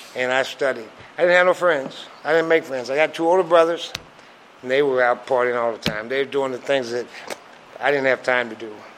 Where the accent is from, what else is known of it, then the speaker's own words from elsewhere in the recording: Grinnell, Iowa, United States; moved away as an adult; also born or lived in Omaha, Nebraska / Des Moines, Iowa / Detroit, Michigan; I grew up in Iowa. Well, let me put it this way: I was born in Grinnell, Iowa, and uh, we stayed there until I was about nine or ten.